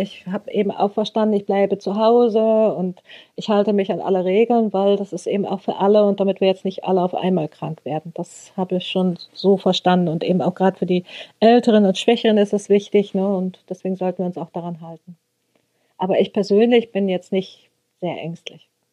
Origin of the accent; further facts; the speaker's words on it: Rössing, Lower Saxony, Germany; Ich komme aus Rössing, so heißt unser Dorf.